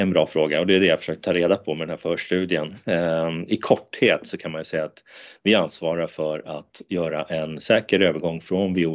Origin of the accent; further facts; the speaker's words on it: Murjek, Norrbotten County, Sweden; jag är faktiskt uppväxt i Lappland, i Murjek utanför Jokkmokk.